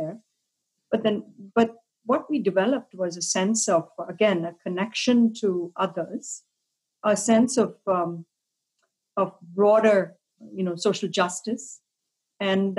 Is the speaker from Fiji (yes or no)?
no; India; moved away as an adult; also born or lived in Kolkata, West Bengal / Delhi; I grew up in India. I'm an immigrant. I came here to go to graduate school. So I grew up in Calcutta and Delhi